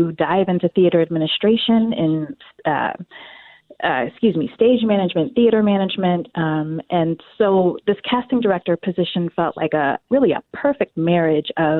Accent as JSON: {"language": "English", "region": "North Carolina", "country": "United States", "tie": "born or raised there", "also_born_or_lived": "Washington, D.C. / Chicago", "moved": "yes", "lives_now": "Twin Cities, United States", "said": "I was born in North Carolina many, many years ago"}